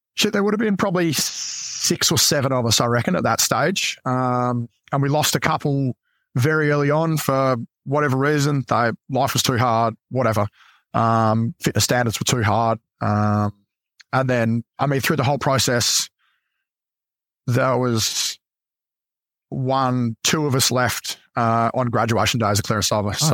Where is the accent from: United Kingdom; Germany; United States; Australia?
Australia; Adelaide, South Australia; moved away as an adult; I grew up in Adelaide